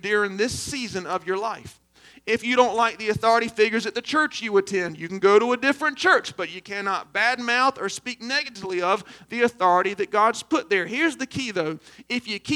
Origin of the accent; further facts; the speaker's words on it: Aynor, South Carolina, United States; I'm from Aner